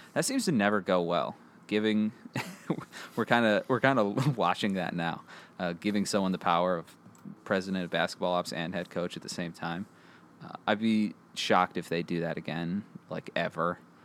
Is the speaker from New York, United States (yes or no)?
no; Five Mile, Michigan, United States; That's where I got my nicknames from growing up in Five Mile